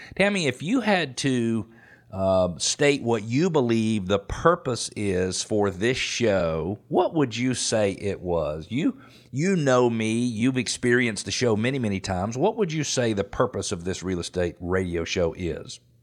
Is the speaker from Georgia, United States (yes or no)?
yes; Atlanta, Georgia, United States; I grew up playing tennis in Metro Atlanta